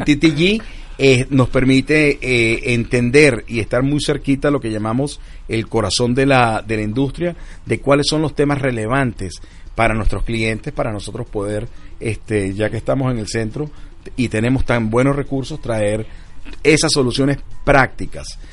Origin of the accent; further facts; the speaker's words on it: Venezuela; nuestros venezolanos